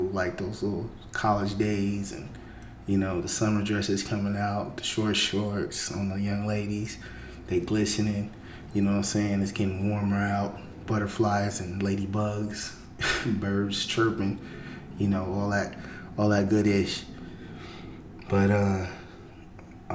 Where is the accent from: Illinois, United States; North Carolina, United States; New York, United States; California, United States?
California, United States; the Bay Area; I'm from the Bay